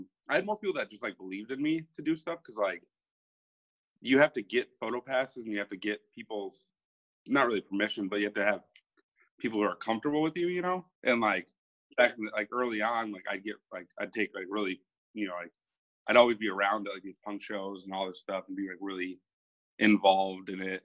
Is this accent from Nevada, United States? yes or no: no; Minneapolis, Minnesota, United States; I'm a photographer from Minneapolis, Minnesota